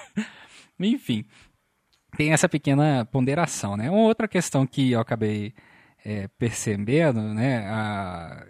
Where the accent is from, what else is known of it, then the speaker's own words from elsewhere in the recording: Volta Redonda, Rio de Janeiro, Brazil; sou de Volta Redonda